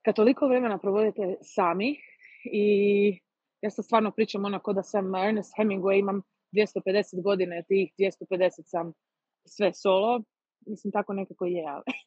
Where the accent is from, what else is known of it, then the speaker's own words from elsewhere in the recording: Croatia; kod nas u Hrvatskoj